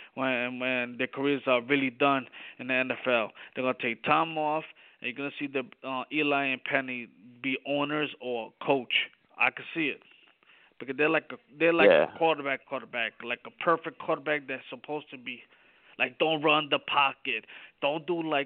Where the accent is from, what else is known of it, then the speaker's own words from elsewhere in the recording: New York City, New York, United States; I'm from Brooklyn, New York. I'm from the streets.